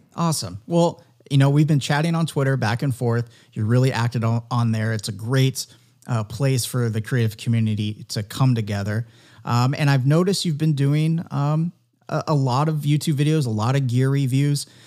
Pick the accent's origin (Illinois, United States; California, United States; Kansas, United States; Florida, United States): California, United States; San Diego; growing up in San Diego